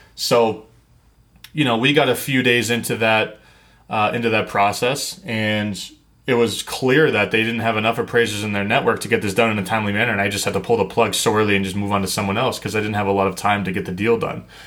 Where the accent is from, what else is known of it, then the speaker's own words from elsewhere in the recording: New England, United States; I grew up in New England